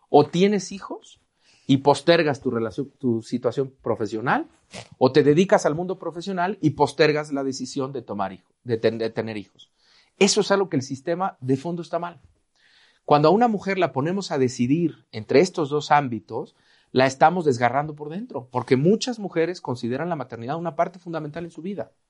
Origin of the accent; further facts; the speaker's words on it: Veracruz, Mexico; Yo soy veracruzano y en Veracruz tenemos un refrán, el que temprano se moja, tiempo tiene de secarse.